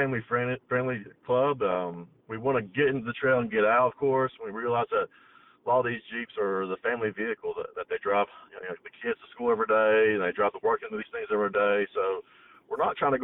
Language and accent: English; Maryville, Tennessee, United States; accent: Southern; I'm from right outside of Pigeon Forge in Maryville, Tennessee.